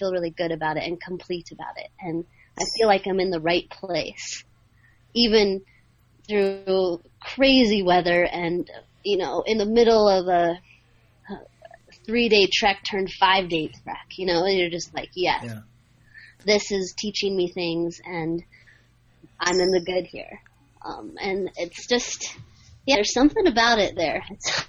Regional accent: Alaska, United States; I'm from Alaska

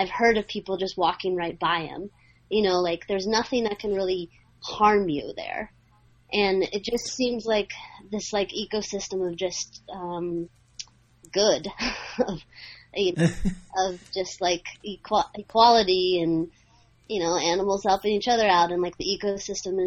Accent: Alaska, United States; I'm from Alaska

